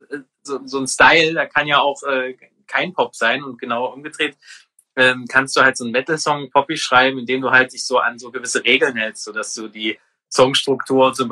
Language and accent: German; Halle, Saxony-Anhalt, Germany; Ich bin in Halle geboren tatsächlich. Also ich habe es noch nicht weit geschafft